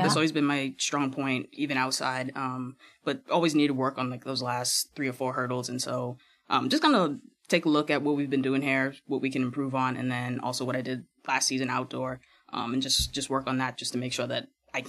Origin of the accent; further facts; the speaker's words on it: Bahamas; moved away; I go back home maybe 3-4 times a year.